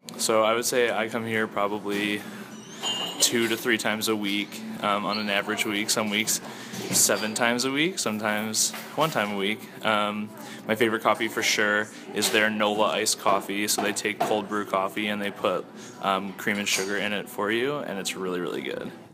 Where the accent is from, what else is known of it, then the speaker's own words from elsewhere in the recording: Farmington Hills, Michigan, United States; now in Lansing, United States; I am originally from Farmington Hills, Michigan, but I live in Lansing.